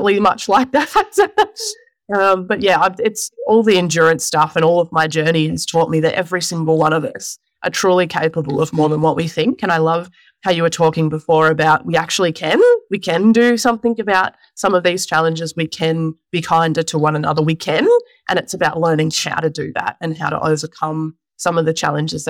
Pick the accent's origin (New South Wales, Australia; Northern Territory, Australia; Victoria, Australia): Victoria, Australia; Mount Evelyn; Just in Mount Evelyn here in Victoria